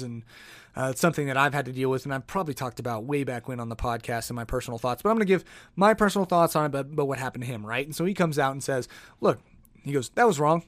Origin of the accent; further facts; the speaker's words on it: Oklahoma City, Oklahoma, United States; moved away as an adult; now in Denver, United States; I'm from Oklahoma City